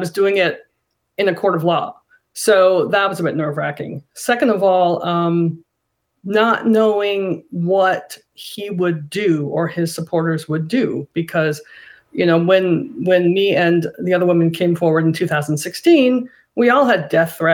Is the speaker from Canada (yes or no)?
yes; Canada; I'm Canadian, and I, the night of the election, the night before the election, I got on a plane and came back to Canada and just stayed here for a while